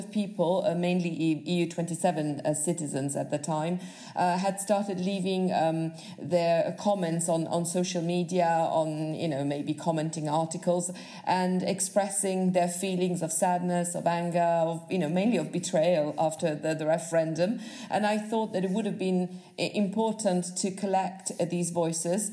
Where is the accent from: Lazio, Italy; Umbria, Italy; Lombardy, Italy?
Lombardy, Italy; Milan; moved away as an adult; now in United Kingdom; I am Italian. I come originally from Milan.